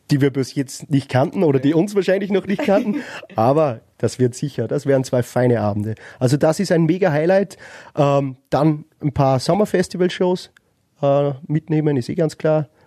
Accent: Upper Austria, Austria; Ich meine, wir kommen aus, Öster aus Oberösterreich, vielleicht, wenn man direkt aus Wien ist, vielleicht hat man es da ein bisschen leichter.

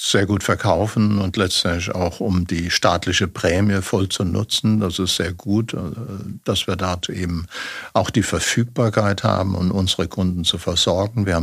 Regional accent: Germany; Und äh, ich bin Deutscher.

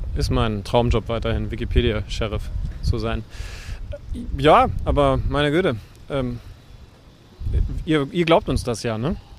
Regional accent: Wolfsburg, Lower Saxony, Germany; moved away; aus meiner Heimat in Wolfsburg.

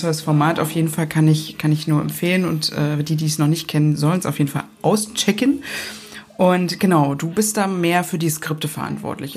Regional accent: Berlin, Germany; wir Berliner

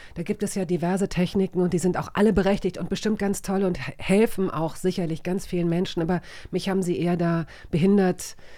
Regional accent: Hanover, Lower Saxony, Germany; accent: clear High German; Ich komme aus Hannover, da spricht man ziemlich klares Hochdeutsch

